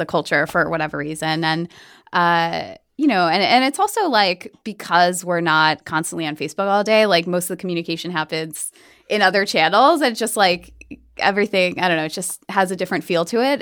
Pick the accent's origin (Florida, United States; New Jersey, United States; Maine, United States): New Jersey, United States; moved away as an adult; also born or lived in New York City; I grew up in Jersey